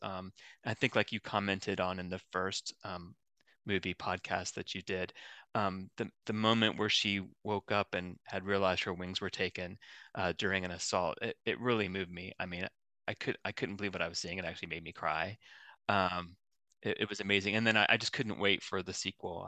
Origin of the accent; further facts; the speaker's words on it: Columbus, Ohio, United States; I'm from Columbus, Ohio, and I work for Ohio State